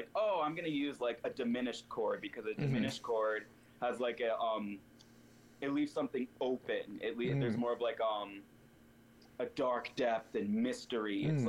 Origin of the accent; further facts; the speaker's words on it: the South, United States; because I grew up in the South and everything's very one way.